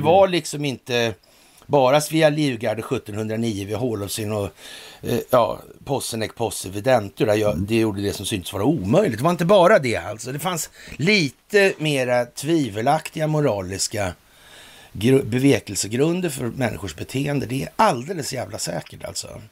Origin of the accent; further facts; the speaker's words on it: Sweden; vi är trots allt svenskar